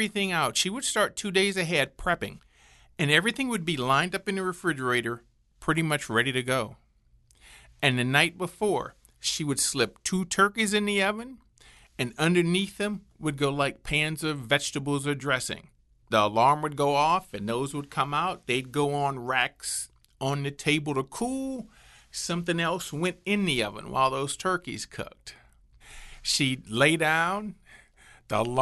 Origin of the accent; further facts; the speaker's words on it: New Orleans, Louisiana, United States; I am a New Orleanian that grew up with a house full of family for the holidays